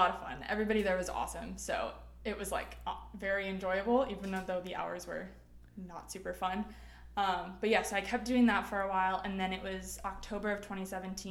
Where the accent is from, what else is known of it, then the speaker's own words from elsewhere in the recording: Wisconsin, United States; moved away as an adult; now in Nashville, United States; I'm originally from Wisconsin, so grew up there and everything